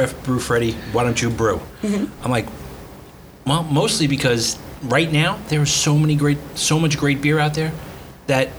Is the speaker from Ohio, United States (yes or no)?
no; New York, United States; moved away; Former New Yorker